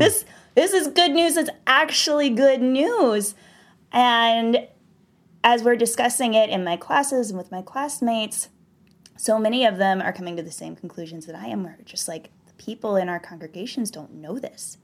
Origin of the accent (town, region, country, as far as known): the South, United States; born or raised there